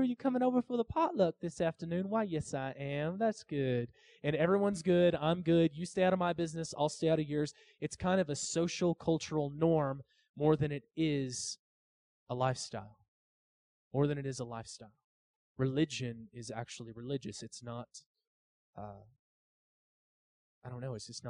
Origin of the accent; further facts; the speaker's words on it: Arkansas, United States; I grew up hillbilly and grew up in Arkansas